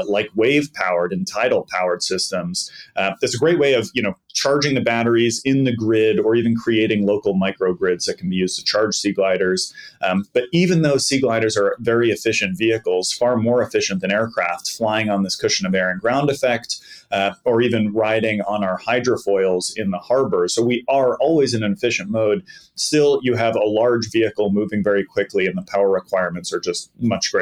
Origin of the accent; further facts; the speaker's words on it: Boston, Massachusetts, United States; I grew up in the Boston area